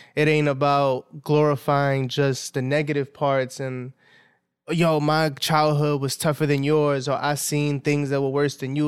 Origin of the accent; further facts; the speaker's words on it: New York City, New York, United States; I grew up in Southside, like in Williamsburg